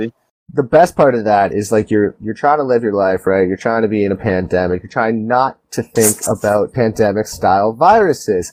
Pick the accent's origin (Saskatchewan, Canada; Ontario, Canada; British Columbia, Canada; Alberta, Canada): Ontario, Canada; Toronto; I'm an actor from Toronto, Ontario